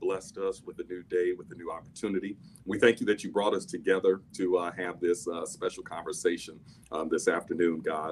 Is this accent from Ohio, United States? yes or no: no; Los Angeles, California, United States; I was raised here in the United States, raised in Los Angeles, California